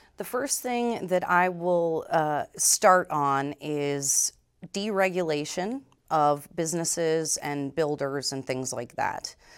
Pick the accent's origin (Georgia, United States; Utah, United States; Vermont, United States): Vermont, United States; moved away; was born and raised in Vermont, educated here at Champlain College